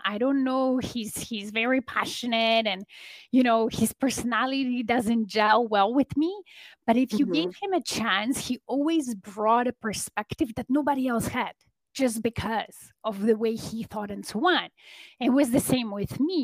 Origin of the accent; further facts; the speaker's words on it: Poland; now in Toronto, Canada; I live in Canada in Toronto area, but originally I'm from Poland. I'm an immigrant